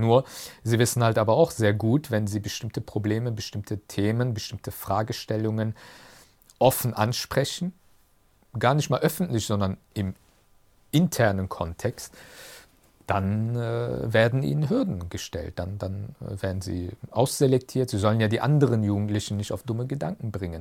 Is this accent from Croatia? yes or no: no; Germany; Das ist meine Heimat. Deutschland ist meine Heimat.